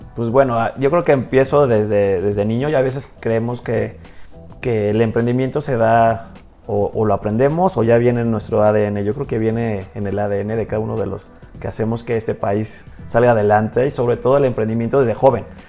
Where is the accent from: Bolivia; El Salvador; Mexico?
Mexico; Hidalgo; soy mexicano, soy hidalguense